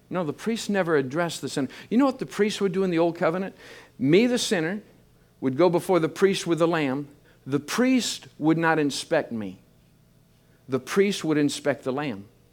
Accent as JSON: {"language": "English", "region": "Michigan", "country": "United States", "tie": "born or raised there", "said": "I grew up in Michigan. I'm a, I'm a farm boy."}